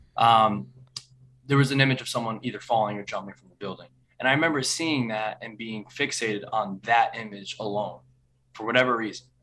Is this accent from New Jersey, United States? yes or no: yes; New Vernon, New Jersey, United States; born or raised there